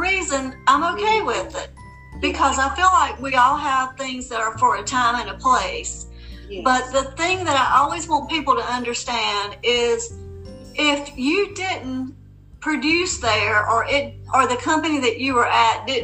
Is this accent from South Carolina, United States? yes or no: yes; South Carolina, United States; now in Charleston, United States; I'm born and raised in South Carolina, and I moved to Charleston 8 years ago